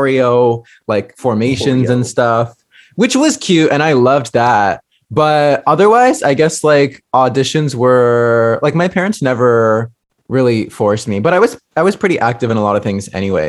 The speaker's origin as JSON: {"language": "English", "town": "Fairfield", "region": "California", "country": "United States", "tie": "born or raised there", "said": "where I grew up from in Fairfield, which is like 45 minutes from San Francisco"}